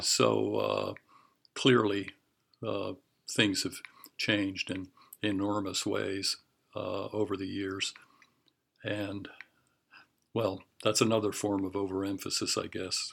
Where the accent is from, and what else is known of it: Honolulu, Hawaii, United States; born or raised there; also born or lived in Western Pennsylvania; now in Oregon, United States